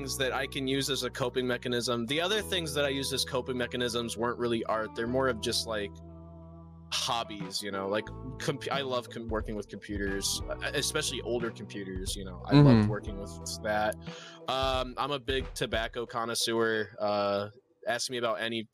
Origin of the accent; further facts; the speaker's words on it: Michigan, United States; I'm from Michigan